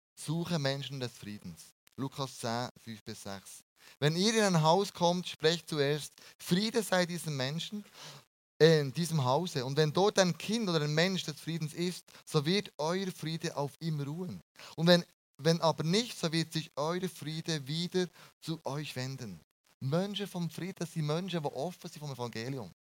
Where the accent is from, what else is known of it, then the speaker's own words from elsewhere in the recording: Bern, Switzerland; wir als Berner